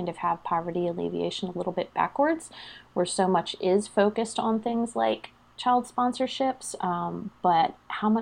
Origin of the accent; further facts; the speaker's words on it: Pennsylvania, United States; moved away as an adult; now in North Carolina, United States; I am a native Pennsylvanian. So I grew up in the Northeast